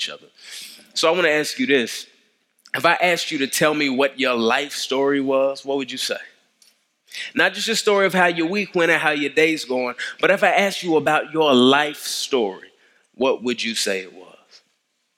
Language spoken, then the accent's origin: English; DeSoto, Texas, United States; now in Atlanta, United States; I grew up in Dallas. I grew up in DeSoto, so it's good to be in the Metroplex.